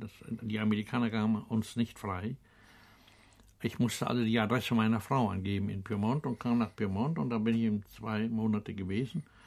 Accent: Bansin, Mecklenburg-Vorpommern, Germany; moved away; Bansin, das also ist der Ort, in dem ich groß geworden bin

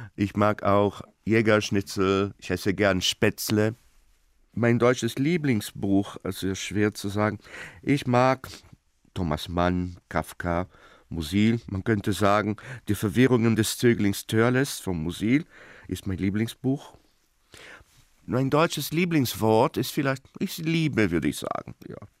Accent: Rio de Janeiro, Brazil; German is a second language; Ich komme aus Rio de Janeiro, Brasilien

